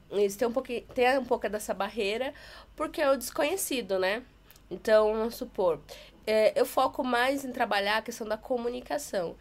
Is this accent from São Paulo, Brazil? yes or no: yes; Taubaté, São Paulo, Brazil; now in São Paulo, Brazil; Na minha cidade, eu sou de Taubaté